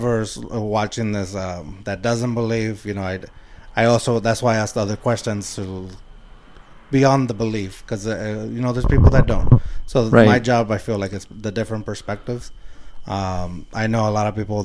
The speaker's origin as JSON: {"language": "English", "town": "San Antonio", "region": "Texas", "country": "United States", "said": "I'm from the West Side. I live in the West Side at Puro Pinche West"}